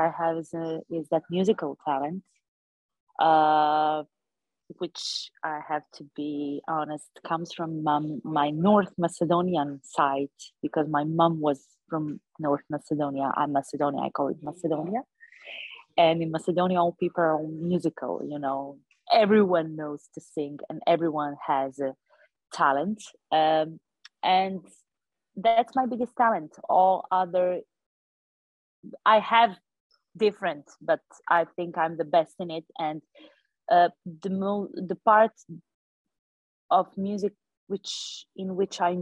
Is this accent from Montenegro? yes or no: yes; Montenegro; first language Montenegrin; English is a second language; I'm coming from Montenegro